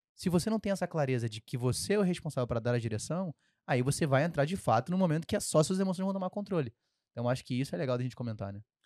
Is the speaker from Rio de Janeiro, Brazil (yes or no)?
yes; Rio de Janeiro, Brazil; accent: carioca; sempre vai sair um X mais forte aqui, porque eu sou carioca